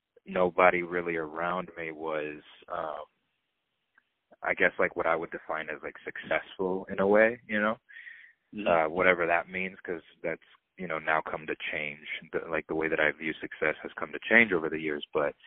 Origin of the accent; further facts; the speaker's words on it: Atlanta, Georgia, United States; also born or lived in Queens, New York / Dominican Republic (ancestry); I was raised in Georgia, mm-hmm. in the suburbs of Atlanta. Spent my entire life there, basically.